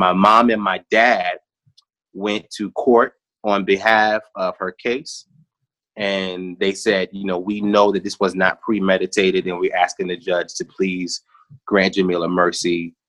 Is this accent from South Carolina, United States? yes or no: yes; South Carolina, United States; also born or lived in Brooklyn; I tell people all the time, I was born in Brooklyn, but I'm from South Carolina.